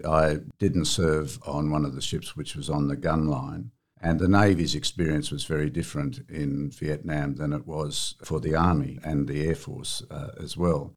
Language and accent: English; Sydney, New South Wales, Australia; I was born in Sydney, and my parents and our home was at Seaforth shortly after